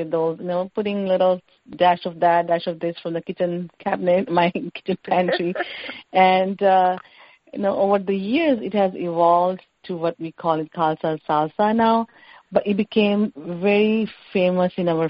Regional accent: India; No, we are not Pakistani. We are from India.

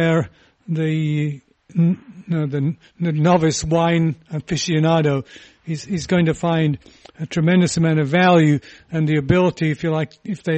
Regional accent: England, United Kingdom; moved away; When I was growing up in England

